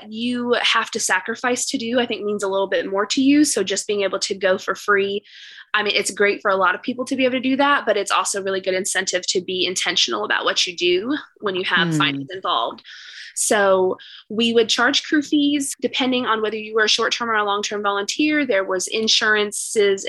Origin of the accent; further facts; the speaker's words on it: East Texas, United States; also born or lived in Dallas, Texas; I am from the East Texas area. My family was originally from